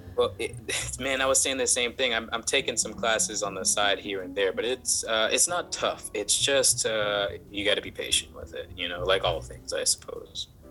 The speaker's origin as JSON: {"language": "English", "region": "the South", "country": "United States", "tie": "born or raised there", "said": "I grew up in the South"}